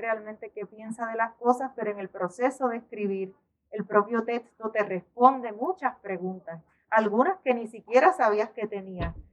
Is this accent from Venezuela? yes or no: no; Puerto Rico; en nuestra crianza, eh, como puertorriqueños, como caribeños